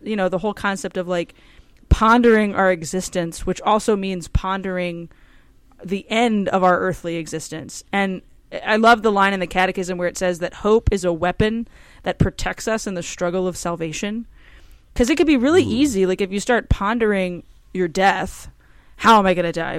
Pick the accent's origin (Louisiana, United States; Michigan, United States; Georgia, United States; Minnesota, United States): Louisiana, United States; Cajun; I'm Cajun